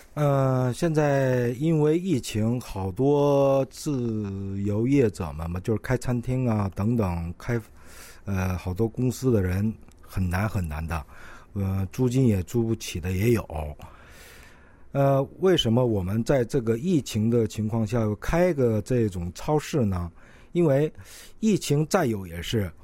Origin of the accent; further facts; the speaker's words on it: China; first language Korean; moved away as an adult; now in South Korea; 我是朝鲜族